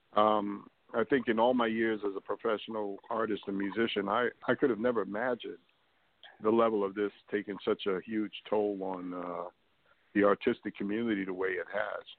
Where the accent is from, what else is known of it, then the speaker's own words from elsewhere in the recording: New York City, New York, United States; I grew up in New York City.